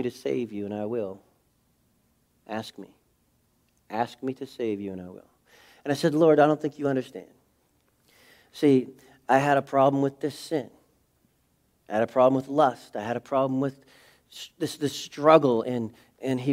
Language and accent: English; New England, United States; I'm from New England